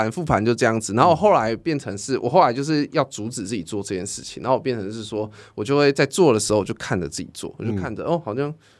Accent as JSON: {"language": "Chinese", "region": "Taichung", "country": "Taiwan", "said": "没有没有没有，因为我是台中人，然后我们家已经被那个财团买走了"}